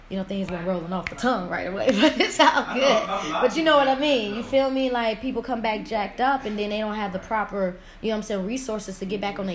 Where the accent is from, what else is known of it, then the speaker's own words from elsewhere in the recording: Riverdale, Illinois, United States; I used to live in Riverdale, you know what I'm saying? I grew up in Riverdale